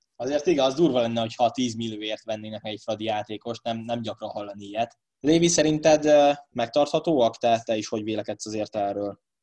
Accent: Hungary; magyarok vagyunk

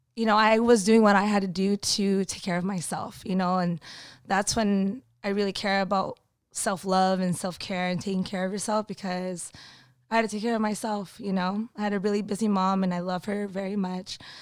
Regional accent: Burbank, California, United States; I actually grew up in Burbank

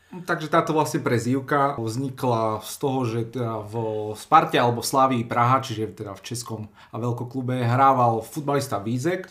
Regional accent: Slovakia; som bol aj hrdý Slovak

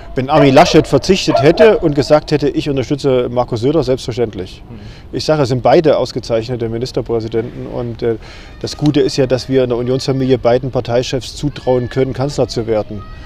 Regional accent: Thuringia, Germany; zu Hause, auch bei uns in Thüringen

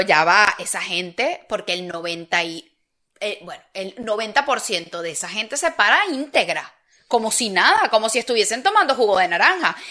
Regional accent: Venezuela; moved away as an adult; now in Spain; es el país que me compete

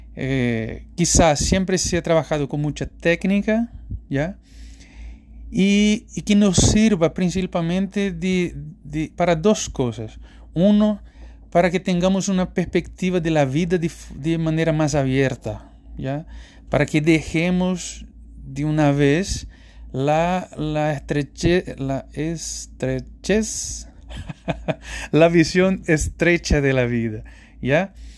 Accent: Recife, Pernambuco, Brazil; Spanish is a second language; moved away; Brasil, en particular Recife, mi ciudad natal

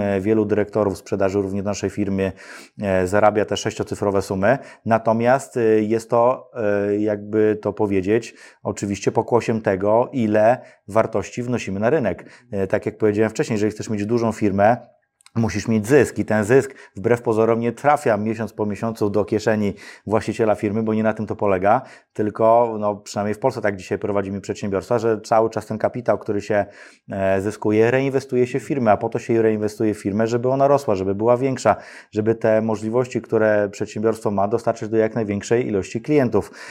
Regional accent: Radom, Masovian Voivodeship, Poland; ja pochodzę z Radomia, tam obok jest Przytyk

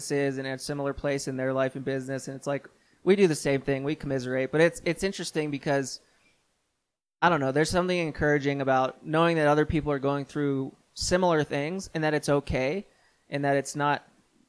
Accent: Pittsburgh, Pennsylvania, United States; now in Colorado Springs, United States; I grew up in the Pittsburgh area

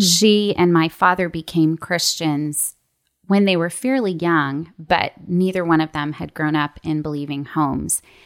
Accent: Toronto, Ontario, Canada; moved away as an adult; also born or lived in Lookout Mountain, Georgia; now in Atlanta, United States; I grew up in Toronto, Canada, and came to the States for college

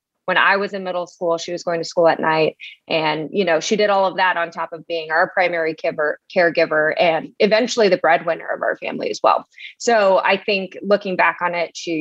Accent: Las Vegas, Nevada, United States; now in Austin, United States; growing up in Vegas

